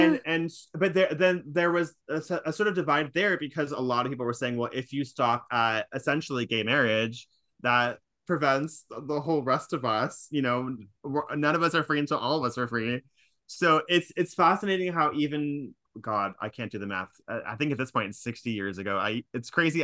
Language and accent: English; California, United States; now in New York, United States; I'm from California